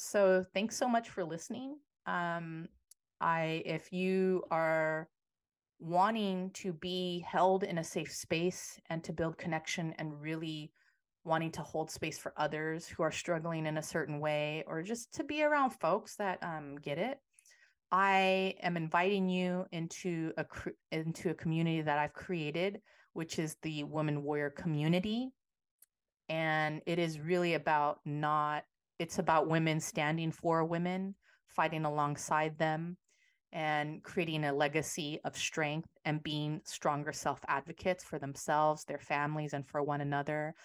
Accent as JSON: {"language": "English", "town": "San Francisco", "region": "California", "country": "United States", "tie": "born or raised there", "said": "I am a San Francisco native, uh, born and raised in the Yay area"}